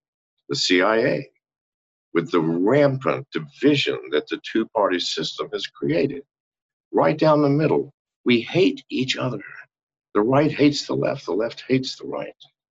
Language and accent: English; England, United Kingdom; born there; I was born on an army base. That makes me born on U.S. soil. It also makes me born in England. So I'm both British and American.